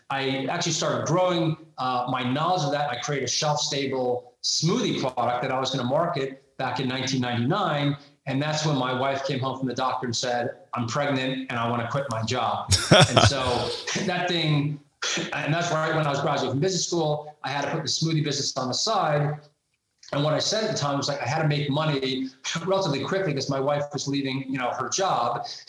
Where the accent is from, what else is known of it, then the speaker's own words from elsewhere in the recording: New York, United States; accent: Long Island; So I was born in Brooklyn, New York. I grew up in Long Island. I have a little bit of the accent left.